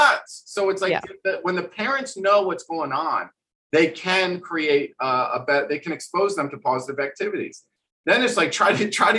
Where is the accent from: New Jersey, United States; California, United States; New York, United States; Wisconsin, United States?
New Jersey, United States; I grew up decent in Jersey. I had a trampoline in my backyard.